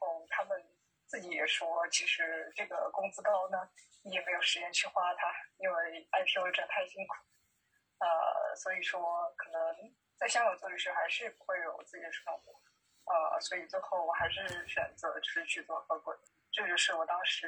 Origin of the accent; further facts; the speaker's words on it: Changchun, Jilin, China; also born or lived in Beijing; now in Changchun, China; 因为我老家是长春的，然后当时去了一线城市，